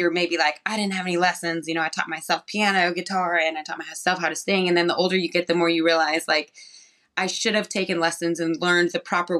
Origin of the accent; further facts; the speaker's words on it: New Mexico, United States; I'm from New Mexico